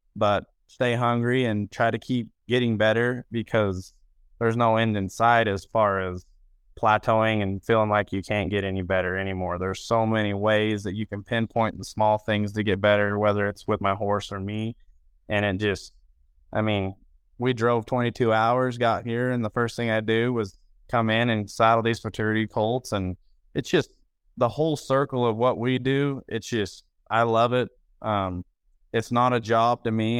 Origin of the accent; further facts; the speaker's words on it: Roosevelt, Utah, United States; I was born in Roosevelt, Utah